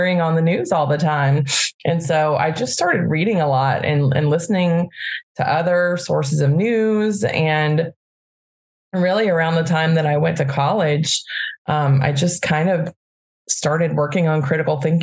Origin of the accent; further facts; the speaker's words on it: Birmingham, Alabama, United States; now in Bay Area, United States; I grew up in Birmingham, Alabama.